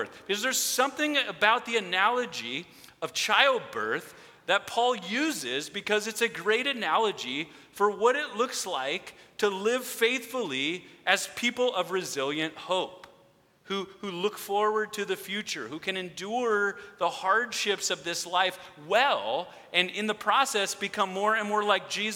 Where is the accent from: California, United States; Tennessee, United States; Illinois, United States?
California, United States; Redondo Beach; now in Lomita, United States; I grew up here in Redondo, just right by Toledo Elementary School and the Christmas lights